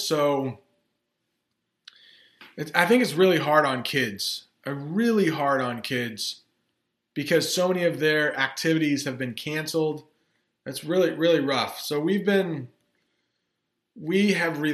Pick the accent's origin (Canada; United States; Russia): United States; as an American